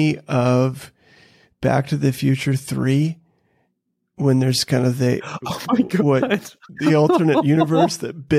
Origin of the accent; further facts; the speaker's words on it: North Dakota, United States; moved away; I was born in North Dakota.